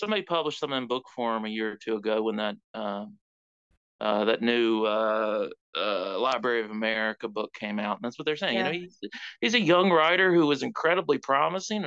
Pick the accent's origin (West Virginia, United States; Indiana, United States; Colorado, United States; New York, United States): West Virginia, United States; I'm from West Virginia. I'm writing about West Virginia.